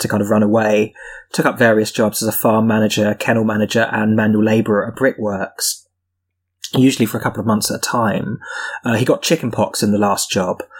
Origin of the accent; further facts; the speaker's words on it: Surrey, South East England, United Kingdom; I am from Surrey. Um, I am from the slightly more sort of petty bourgeois parts of Surrey, sort of commuter towns.